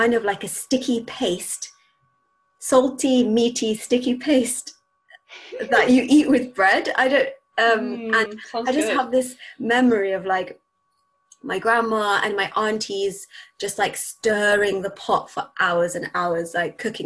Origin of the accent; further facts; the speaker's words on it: Bahrain; moved away; growing up in Bahrain